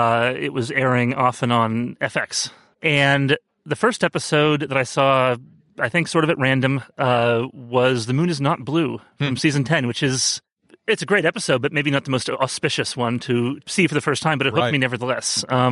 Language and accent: English; New York City, New York, United States; I am from Brooklyn, New York.